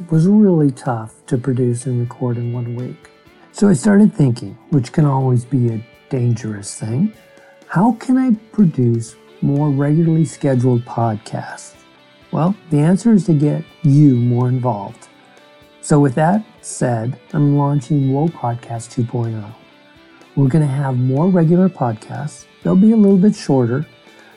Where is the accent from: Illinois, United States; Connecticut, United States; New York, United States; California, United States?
California, United States; Bakersfield; I'm a guy from Bakersfield